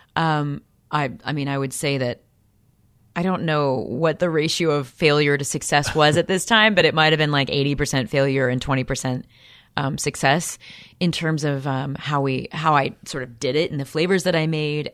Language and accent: English; Peoria, Illinois, United States; I'm from Peoria, Illinois